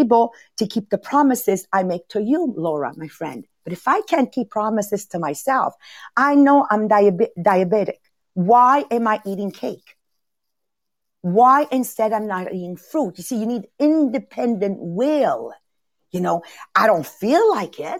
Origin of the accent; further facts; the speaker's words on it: Montreal, Quebec, Canada; I was raised in Montreal North, immigrant family